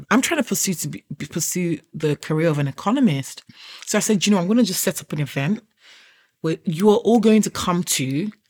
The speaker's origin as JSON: {"language": "English", "country": "Nigeria", "moved": "yes", "lives_now": "United Kingdom", "said": "I accidentally fell into braiding my sister's hair when I moved from Nigeria to the UK."}